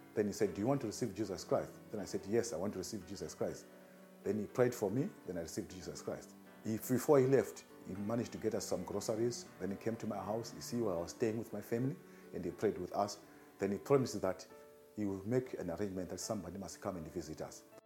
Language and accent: English; Zimbabwe; moved away as an adult; now in South Africa; I'm from Zimbabwe.